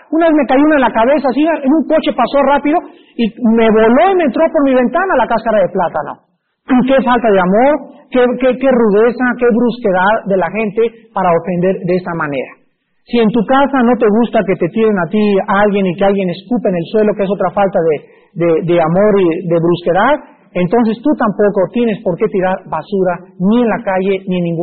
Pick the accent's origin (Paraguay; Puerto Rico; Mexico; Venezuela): Mexico; Yo como buen mexicano